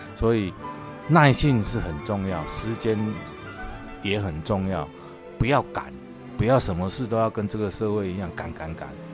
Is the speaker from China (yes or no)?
no; Taiwan; 他毕竟不是我们台湾长大的人